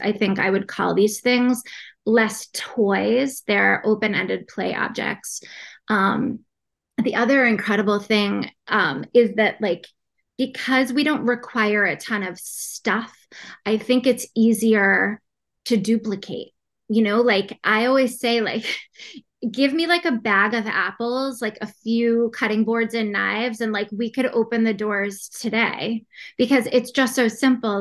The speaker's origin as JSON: {"language": "English", "town": "Boston", "region": "Massachusetts", "country": "United States", "said": "I'm from Boston, Massachusetts."}